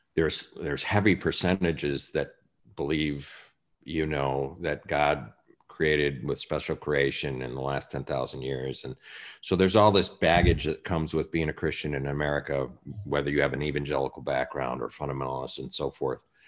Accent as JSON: {"language": "English", "town": "Chicago", "region": "Illinois", "country": "United States", "tie": "born or raised there", "said": "Chicago, my hometown"}